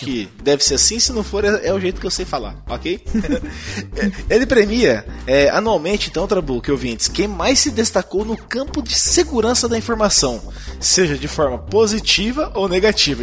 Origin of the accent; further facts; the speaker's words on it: Brazil; nós somos brasileiros